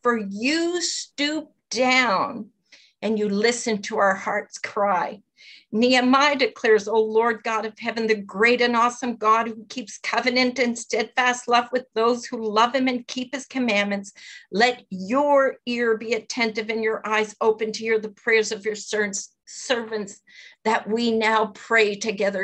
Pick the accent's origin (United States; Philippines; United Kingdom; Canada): Canada; Longueuil, Quebec; moved away; also born or lived in Moncton; the South Shore of Montreal, which is where I was brought up in Longueuil.